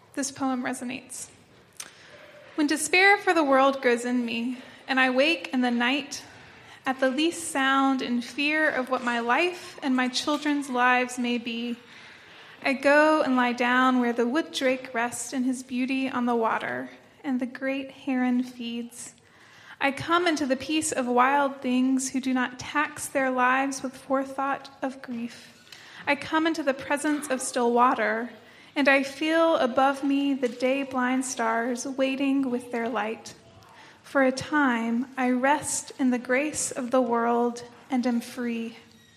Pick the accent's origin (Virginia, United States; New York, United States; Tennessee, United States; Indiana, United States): Tennessee, United States; 30 minutes outside of Knoxville, East; moved away as an adult; now in North Carolina, United States; I'm from East Tennessee, 30 minutes outside of Knoxville